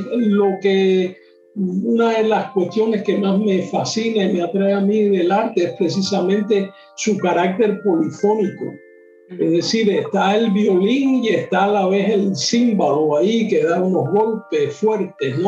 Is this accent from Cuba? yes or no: yes; Cuba; en mi país, en Cuba